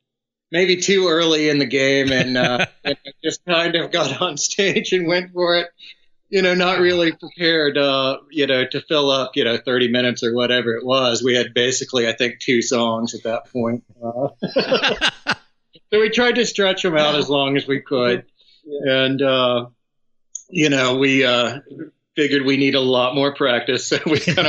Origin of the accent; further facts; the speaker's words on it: outside San Antonio, Texas, United States; now in Austin, United States; I grew up outside of San Antonio